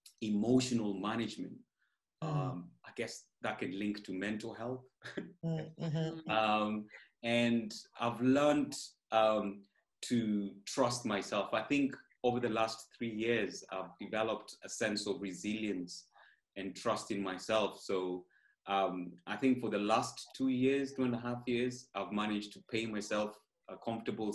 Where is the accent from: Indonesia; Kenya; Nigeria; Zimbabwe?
Kenya; moved away as an adult; now in United Kingdom; I'm originally from Kenya.